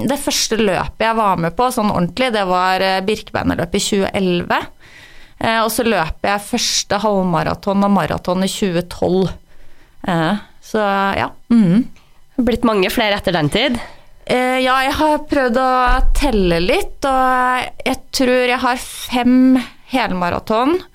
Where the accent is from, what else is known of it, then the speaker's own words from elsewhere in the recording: Røros, Trøndelag, Norway; De hører dialekta mi, og så tenker de at nei, hun er ikke fra Røros, men jeg er rørosing. Jeg føler meg som rørosing